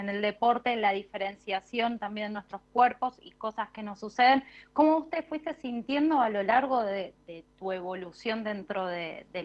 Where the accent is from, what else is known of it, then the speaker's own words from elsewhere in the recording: Río Grande, Tierra del Fuego, Argentina; Soy de Tierra del Fuego, de Río Grande.